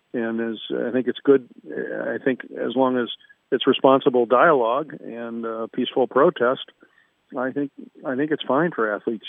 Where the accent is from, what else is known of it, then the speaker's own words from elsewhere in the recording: Ohio, United States; now in California, United States; growing up in Ohio